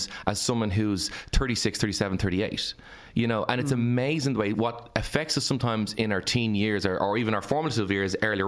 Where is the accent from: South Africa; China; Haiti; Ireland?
Ireland; as the Irish people